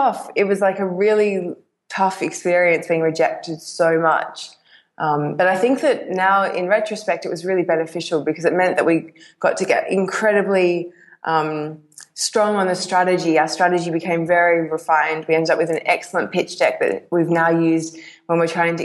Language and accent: English; Perth, Western Australia, Australia; I'm from Perth, which happens to be the most isolated city in the world.